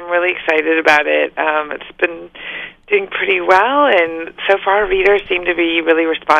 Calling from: Los Angeles, California, United States; Just Los Angeles.

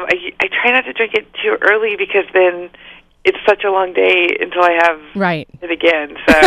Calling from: Los Angeles, California, United States; Just Los Angeles.

